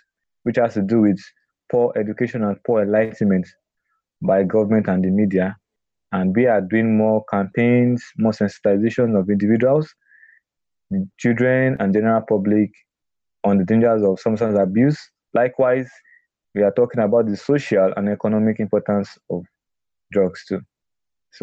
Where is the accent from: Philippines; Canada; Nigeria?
Nigeria; I'm a Nigerian